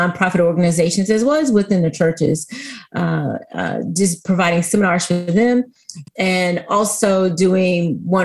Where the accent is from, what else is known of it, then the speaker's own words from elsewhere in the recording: Texas, United States; also born or lived in Houston, Texas; I am a Texan. I like to say born and bred. I live here in beautiful, balmy Houston, Texas